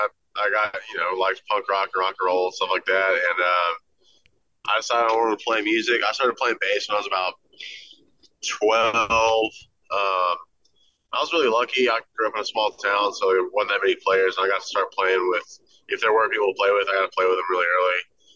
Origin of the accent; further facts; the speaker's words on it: Texas, United States; now in Nashville, United States; Grew up in Texas. Got out to Nashville